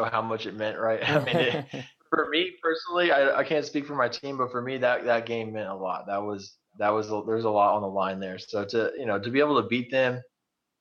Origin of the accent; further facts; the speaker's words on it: Goliad, Texas, United States; I'm from Goliad, right down the road.